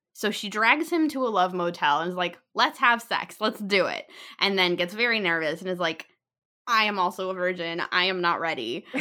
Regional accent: United States; we are two American women

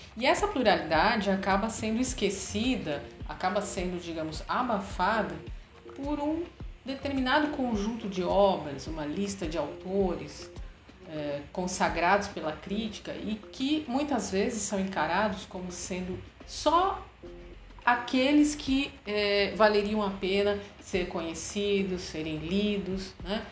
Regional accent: Brazil; nós brasileiros

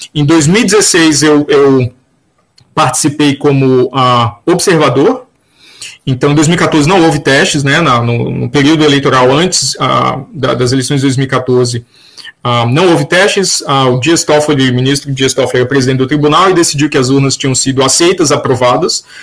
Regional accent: João Pessoa, Paraíba, Brazil; also born or lived in Campina Grande; Na Paraíba, eu nasci em Campina Grande, fui criado em João Pessoa, na capital

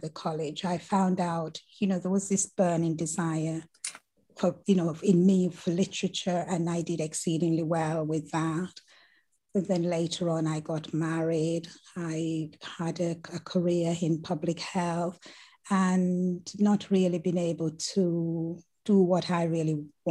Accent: Mount Olive, Saint Catherine, Jamaica; I grew up in the Caribbean and the beautiful island of Jamaica, and one of the mountain regions, which is called Mount Olive, situated in one of the boroughs of St. Catherine

